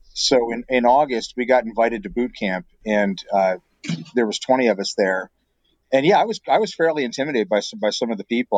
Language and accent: English; Pennsylvania, United States; moved away as an adult; also born or lived in Brazil; now in Michigan, United States; As a kid growing up in Pennsylvania